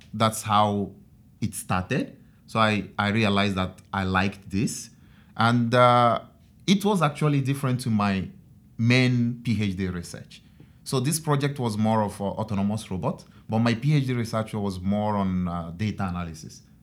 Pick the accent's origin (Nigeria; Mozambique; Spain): Nigeria; moved away as an adult; now in Japan; I'm from Nigeria